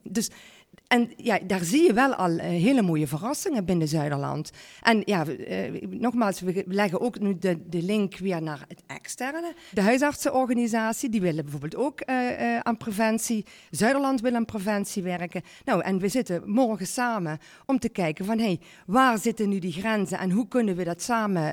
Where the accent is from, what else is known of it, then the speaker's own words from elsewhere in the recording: Parkstad, Limburg, Netherlands; geboren en, eh, ja, en getogen eh, in, in, in Parkstad. Ik ben trots op onze regio.